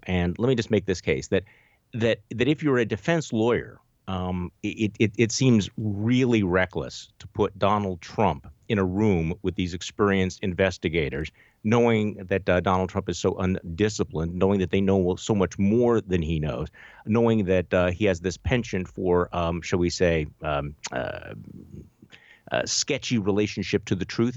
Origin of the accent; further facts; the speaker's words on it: Milwaukee, Wisconsin, United States; here in my hometown of Milwaukee